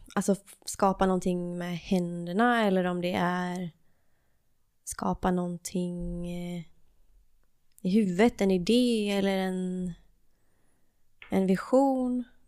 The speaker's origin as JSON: {"language": "Swedish", "town": "Varberg", "region": "Halland County", "country": "Sweden", "tie": "born or raised there", "said": "i Varberg. Och det är där jag är ifrån också"}